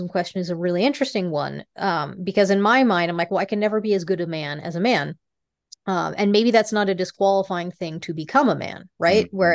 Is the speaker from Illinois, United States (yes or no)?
no; Fremont, California, United States; born there; also born or lived in Rocky Mountains; very much realized that the future was coming, picked us up, moved us from the West to Silicon Valley. Uh, I was born in Fremont. Uh, decided maybe that wasn't for them and you know we we picked up and went back to the rockies